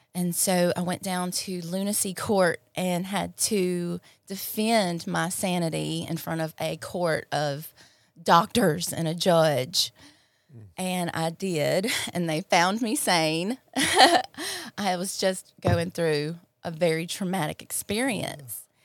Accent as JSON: {"language": "English", "town": "Clinton", "region": "Mississippi", "country": "United States", "tie": "born or raised there", "said": "I grew up in Clinton, uh, an only child and of a single mother"}